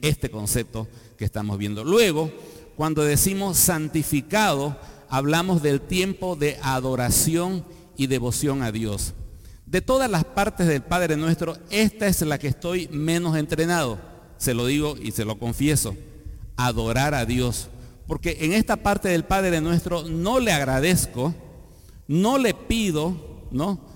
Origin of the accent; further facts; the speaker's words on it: Bolivia; Soy boliviano por el nacimiento natural